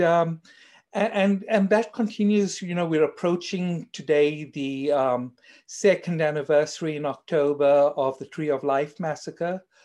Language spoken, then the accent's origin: English; South Africa; accent: South African; as you may tell from my accent, I'm actually South African